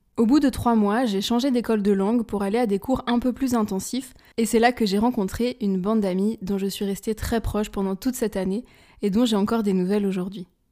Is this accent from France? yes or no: yes; France; moved away as an adult; also born or lived in Spain / Hamburg, Germany; now in Lisbon, Portugal; en tant que Française